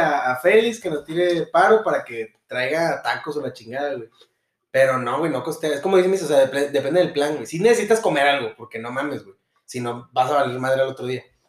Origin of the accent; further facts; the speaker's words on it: Monterrey, Nuevo León, Mexico; nuestros gustos como regios siempre van a ser básicos